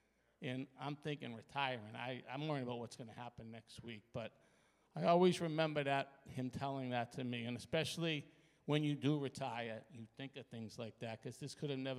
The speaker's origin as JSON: {"language": "English", "town": "Cambridge", "region": "Massachusetts", "country": "United States", "tie": "born or raised there", "said": "this was hard for me to understand as a kid growing up in East Cambridge"}